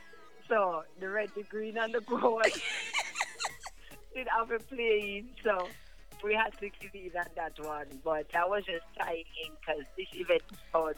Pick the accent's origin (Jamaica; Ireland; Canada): Canada; Ontario; I'm also from Ontario.